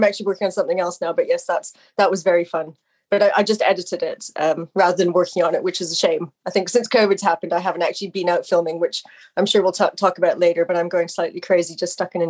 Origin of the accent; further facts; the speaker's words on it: Canada; moved away; I mean, I'm Canadian. I've lived over here for most of my life, or the majority of my life.